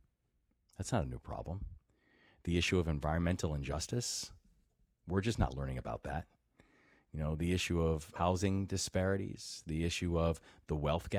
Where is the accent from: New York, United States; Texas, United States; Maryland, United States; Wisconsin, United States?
Maryland, United States; Baltimore; also born or lived in Takoma Park, Maryland; my hometown of Baltimore